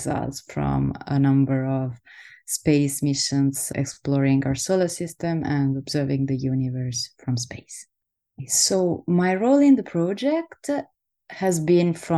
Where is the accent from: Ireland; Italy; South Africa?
Italy; Southern Italy; moved away; also born or lived in Netherlands; I'm an astrophysicist from Italy, from the south of Italy originally